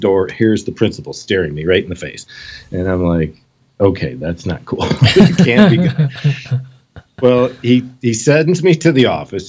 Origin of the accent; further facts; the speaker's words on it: Michigan, United States; I was born and raised here in Michigan. I've never really moved anywhere outside of the state